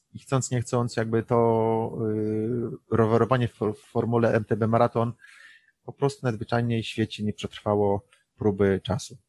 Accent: Poland; moved away as an adult; przyjechaliśmy z Polski

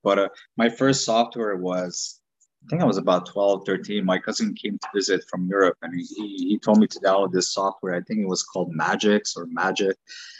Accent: Quebec, Canada; English is a second language; also born or lived in Romania; Born in Romania, came to Canada in 1995.

